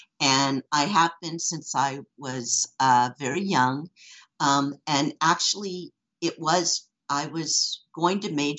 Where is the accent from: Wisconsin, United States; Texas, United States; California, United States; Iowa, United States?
California, United States; Los Angeles; also born or lived in Japan / Paris, France; I grew up in Hollywood to a TV and film family. And, you know, growing up in the Hollywood Hills, my dad was a TV and film producer.